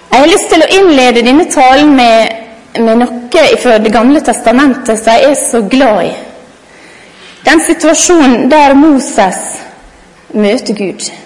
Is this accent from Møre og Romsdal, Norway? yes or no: yes; Godøy, Møre og Romsdal, Norway; jeg er kone, og jeg er mor, og jeg er lærer, og jeg er sunnmøring og godøying.